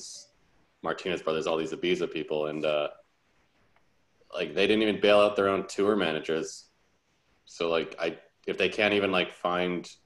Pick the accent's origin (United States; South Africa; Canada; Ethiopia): Canada; Toronto, Ontario; moved away as an adult; now in Berlin, Germany